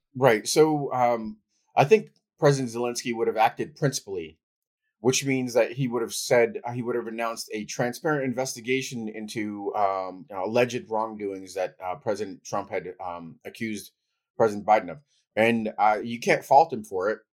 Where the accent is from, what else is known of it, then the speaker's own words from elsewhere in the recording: United States; also born or lived in Ukraine / New York; I left as a toddler and I grew up in the United States